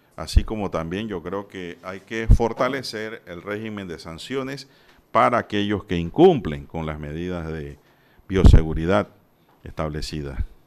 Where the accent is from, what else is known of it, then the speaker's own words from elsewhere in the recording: Panama; como panameños